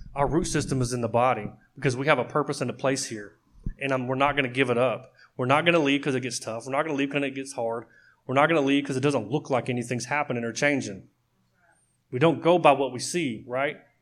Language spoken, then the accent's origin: English; Oklahoma, United States; I grew up in Oklahoma